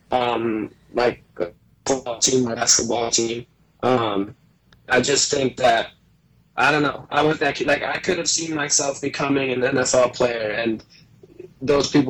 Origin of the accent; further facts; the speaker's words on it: Sarasota, Florida, United States; born there; also born or lived in Mexico; so I was born in Sarasota, and then I was in Mexico until I was about uh, seven years old and my parents were performing there on our family cir